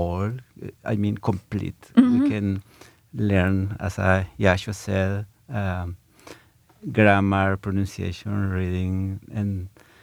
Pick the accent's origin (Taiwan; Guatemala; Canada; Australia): Guatemala; English is a second language; now in Ithaca, United States; I am from Guatemala or Guatemala